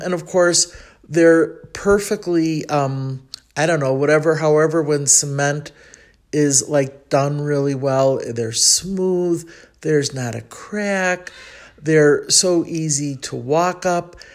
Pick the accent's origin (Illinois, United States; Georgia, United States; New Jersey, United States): Illinois, United States; Chicago; accent: Chicago; moved away as an adult; now in Mexico City, Mexico; that's my Chicago accent coming out in the Spanish